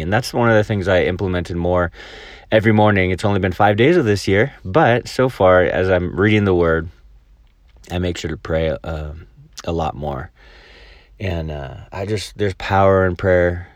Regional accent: El Dorado Hills, California, United States; now in Mobile, Alabama, United States; where I grew up in El Dorado Hills

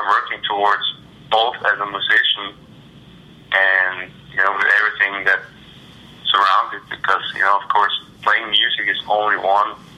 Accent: Austria; now in Austin, United States; I'm from Austria

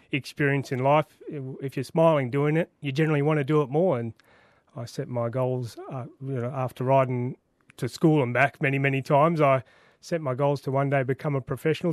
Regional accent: Sydney, New South Wales, Australia; I grew up in Western Sydney

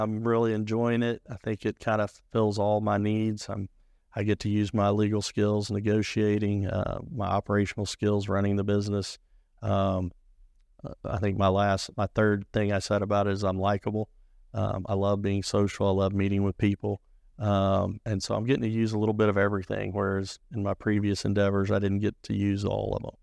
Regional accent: Springfield, Missouri, United States; I grew up in Springfield. That's where I was born and raised.

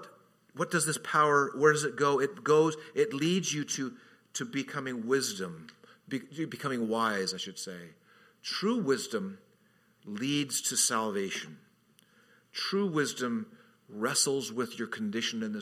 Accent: Redlands, California, United States; now in Hawaii, United States; my hometown, Redlands, which is part of this thing called the Inland Empire

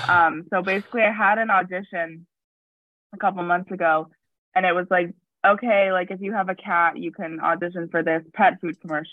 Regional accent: Ohio, United States; now in Chicago, United States; I'm from Ohio

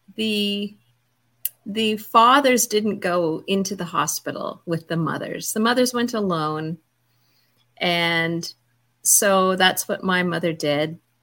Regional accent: Toronto, Ontario, Canada; born or raised there

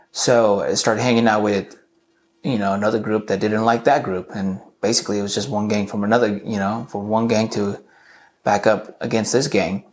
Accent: Southern California, United States; also born or lived in Garden Grove / Santa Ana; I was born and raised in Southern California. My parents were separated, so I spent a lot of time either in Garden Grove or in Santa Ana.

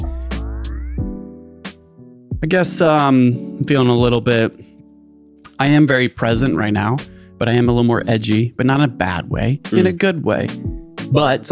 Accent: Northern California, United States; growing up in the Northern California Calvary Chapel Christian Church

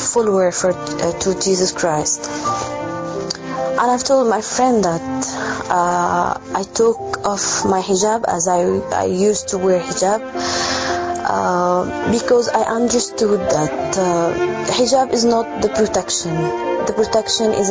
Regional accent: Egypt; I am from Egypt.

